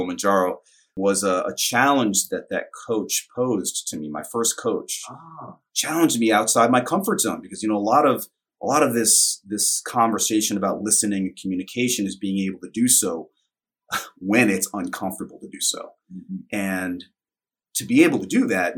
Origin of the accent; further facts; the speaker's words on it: New York City, New York, United States; My story of origin really is that I grew up in Brooklyn, New York in the 70s and 80s.